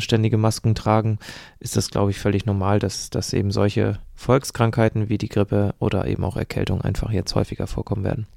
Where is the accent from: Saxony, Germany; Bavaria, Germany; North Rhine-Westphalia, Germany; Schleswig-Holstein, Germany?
Schleswig-Holstein, Germany; Eckernförde; hier bei uns in Eckernförde